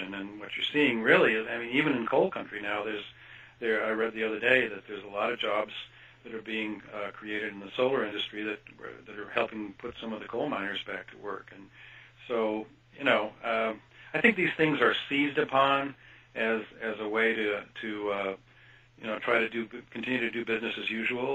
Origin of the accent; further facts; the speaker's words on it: Kansas, United States; moved away; I grew up in Kansas, actually, for part of my life, and went to the University of Kansas.